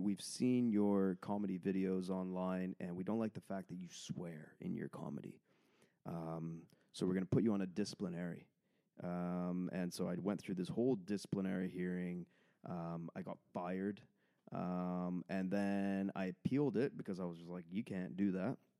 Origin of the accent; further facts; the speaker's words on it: Port Moody, British Columbia, Canada; I'm from Port Moody, just outside of Vancouver